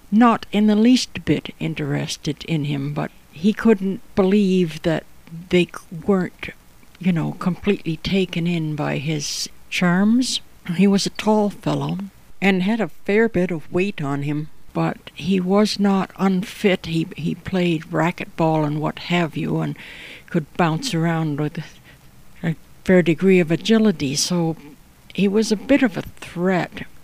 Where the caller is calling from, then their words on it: Toronto, Ontario, Canada; I'm podcasting from Toronto, Ontario, Canada, and my podcasts together are called A Storied Life.